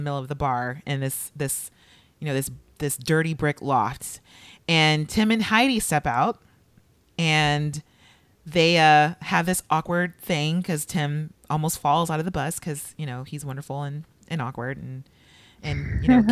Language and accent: English; Los Angeles, California, United States; I'm from LA, but I grew up across the street from Inglewood